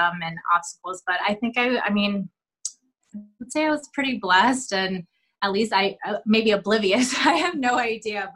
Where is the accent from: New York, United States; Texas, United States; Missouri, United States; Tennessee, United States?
Missouri, United States; St. Louis; also born or lived in Oakland, California; now in Chicago, United States; moved to St. Louis when I was about five. So pretty much raised in St. Louis